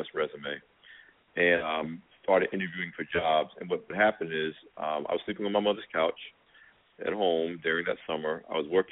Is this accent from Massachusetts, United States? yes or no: no; Asbury Park, New Jersey, United States; my hometown paper, the Asbury Park Press